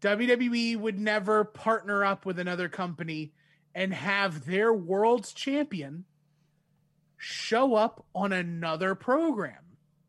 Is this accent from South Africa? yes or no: no; Winnipeg, Manitoba, Canada; I'm from Winnipeg, you idiot.